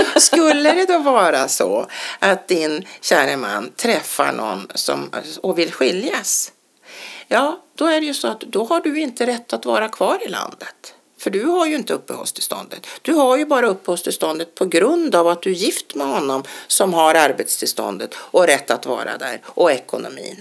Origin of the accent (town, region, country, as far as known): Sweden